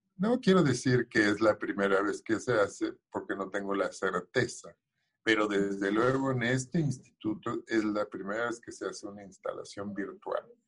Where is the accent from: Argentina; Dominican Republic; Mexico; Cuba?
Mexico; como mexicanos en el exterior